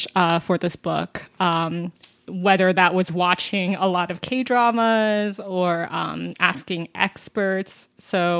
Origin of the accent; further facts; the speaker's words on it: United States; I'm Korean American